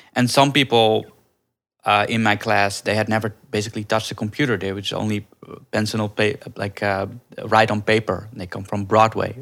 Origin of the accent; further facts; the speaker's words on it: Netherlands; moved away as an adult; also born or lived in India; now in Los Angeles, United States; I grew up in Holland. I was actually adopted from India when I was a baby